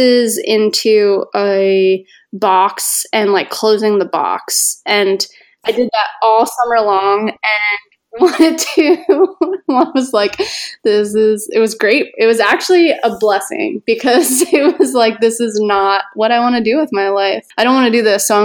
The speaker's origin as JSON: {"language": "English", "area": "north of Philadelphia", "region": "Pennsylvania", "country": "United States", "tie": "born or raised there", "said": "I grew up in Pennsylvania, north of Philly"}